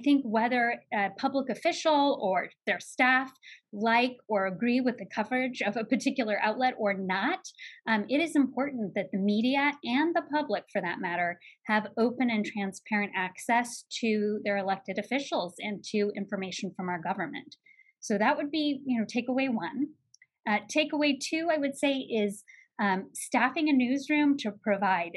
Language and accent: English; Salem, Oregon, United States; I grew up in Salem, Oregon